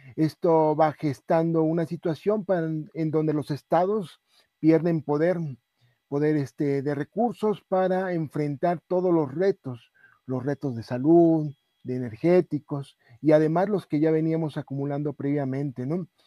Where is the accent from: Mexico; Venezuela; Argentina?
Mexico